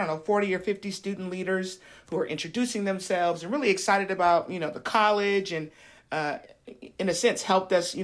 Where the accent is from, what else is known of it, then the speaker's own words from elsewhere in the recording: Sacramento, California, United States; enrolled at Sacramento City College, which is a community college here in my hometown.